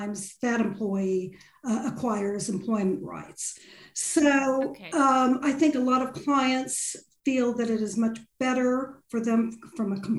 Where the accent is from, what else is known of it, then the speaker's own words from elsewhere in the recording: California, United States; accent: Californian; moved away as an adult; now in United Kingdom; I qualified in California, as you can tell from my accent, as a lawyer back in the 80s. Moved over here in the 90s